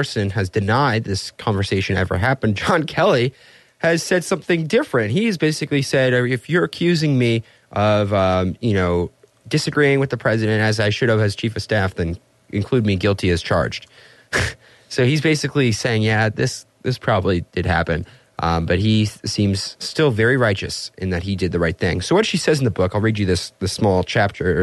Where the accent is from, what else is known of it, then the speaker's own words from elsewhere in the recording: Vienna, Austria; Vienna, Austria, my hometown